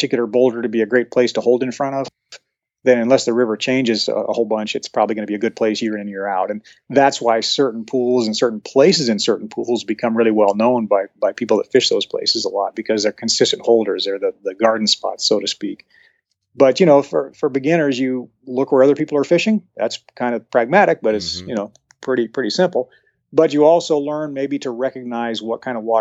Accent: Henry's Fork, Idaho, United States; when I grew up on the Henry's Fork

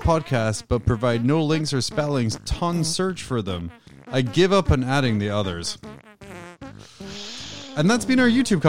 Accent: Scotland, United Kingdom; As a Scottish person who's been called English

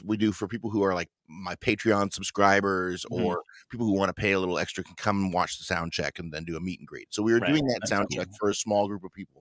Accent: Canada; I'm Canadian

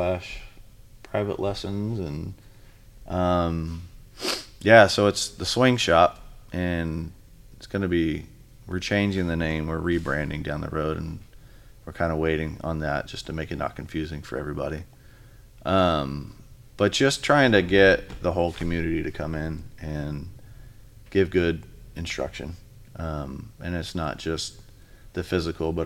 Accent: Sugar Land, Texas, United States; moved away as an adult; also born or lived in Arizona; now in Vancouver, United States; back where I grew up in Sugarland, and slept in the same bed I grew up in.

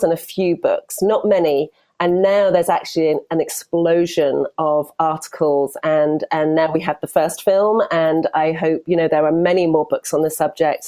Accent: United Kingdom; accent: British; also born or lived in Europe; now in United States; probably you can tell by my accent. I'm also British, but I'm based here in America

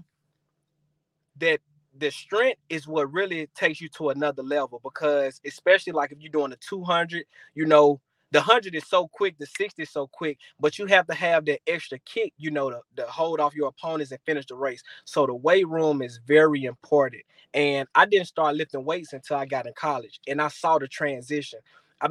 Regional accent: Jackson, Mississippi, United States; my hometown, Jackson, Mississippi

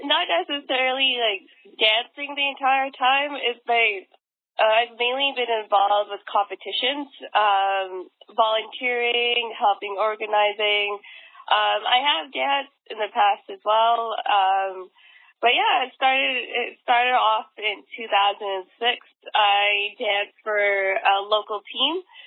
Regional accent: Vancouver, British Columbia, Canada; moved away as an adult; now in Washington, DC, United States; I'm currently in Vancouver right now. Uh, like just for the, uh, the audience, I'm I'm from Vancouver, but I live in DC.

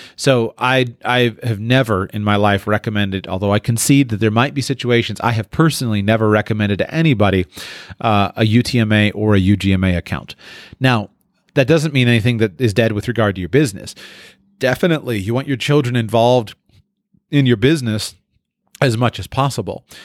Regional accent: Florida, United States; moved away; I was from Florida

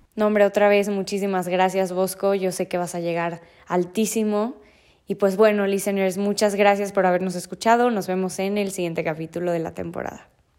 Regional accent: Mexico

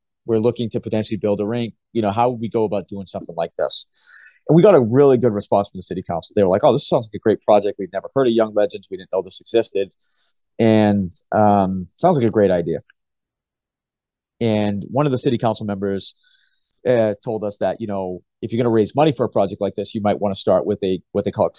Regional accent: Gloucester, Massachusetts, United States; growing up in Gloucester, you know, there's not a street hockey rink anywhere near Gloucester.

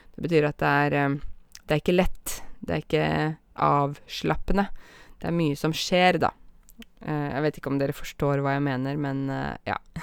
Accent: Åmot, Norway; I Åmot, der jeg kommer fra

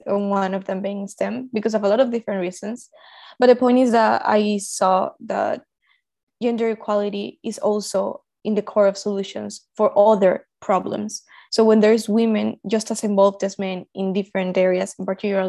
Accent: Colombia; I was born in Colombia, and I live in Colombia right now.

